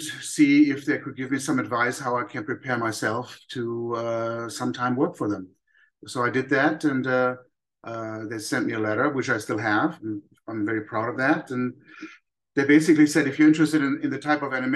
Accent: Germany; moved away; Growing up in Germany

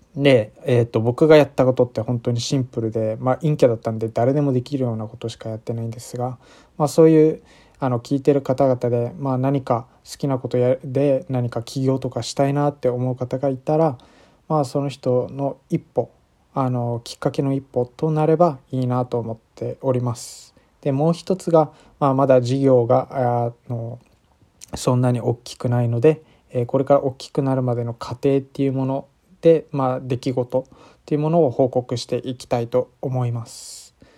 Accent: Okinawa, Japan; moved away as an adult; now in Tokyo, Japan; 僕は沖縄県出身の24歳

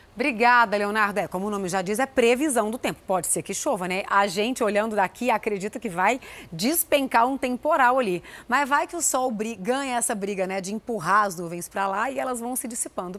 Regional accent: Goiânia, Goiás, Brazil; now in São Paulo, Brazil; eu que vim lá de Goiânia

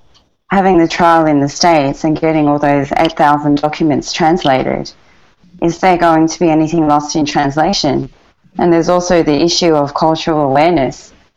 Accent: Australia; for me, growing up in Australia, you know, that's extremely disrespectful to everyone.

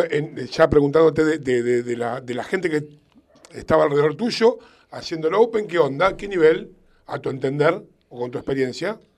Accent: Argentina; potenciando los defectos que tenemos como argentino en el exterior

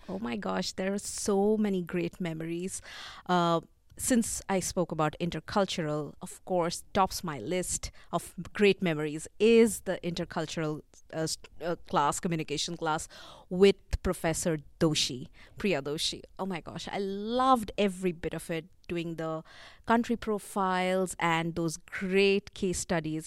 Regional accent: India; growing up in India, folk tales have always been part of my life

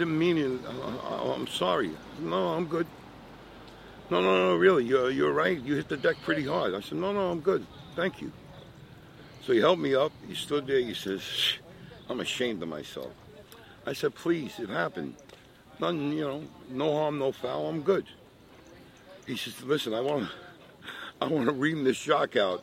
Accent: New York City, New York, United States; I'm Italian from Brooklyn.

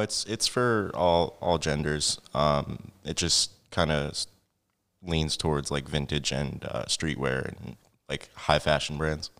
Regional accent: Franklin Township, New Jersey, United States; now in Easton, Pennsylvania, United States; I was actually born in New Jersey.

